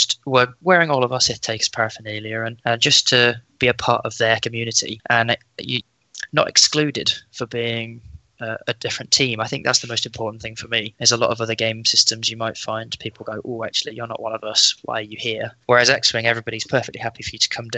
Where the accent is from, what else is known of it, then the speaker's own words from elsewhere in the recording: Leicester, East Midlands, United Kingdom; moved away as an adult; I'm from Leicester originally.